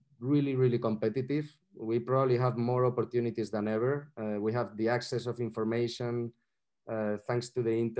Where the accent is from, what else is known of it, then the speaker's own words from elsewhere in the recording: Madrid, Community of Madrid, Spain; I'm from Madrid